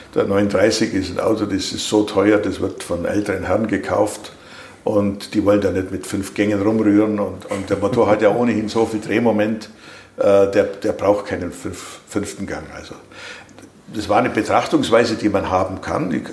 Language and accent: German; Germany; als Deutsche